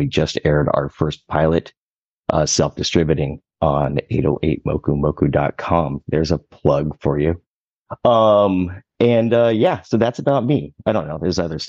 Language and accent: English; Los Angeles, California, United States; moved away as an adult; now in Maui, United States; I grew up in Los Angeles, grew up there